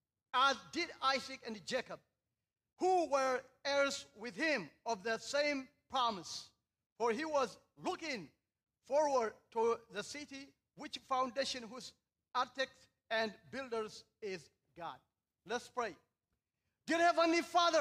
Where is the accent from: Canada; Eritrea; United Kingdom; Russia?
Eritrea; moved away as an adult; now in Seattle, United States; I was born and raised in Eritrea